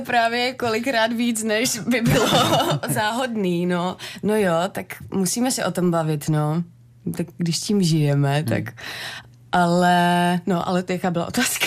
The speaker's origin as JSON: {"language": "Czech", "town": "Netolice", "region": "South Bohemian Region", "country": "Czechia", "tie": "born or raised there", "moved": "yes", "lives_now": "Hradec Králové, Czech Republic", "said": "Já pocházím z Netolic, z, z Jižních Čech, takže já jsem jela k rodičům domů"}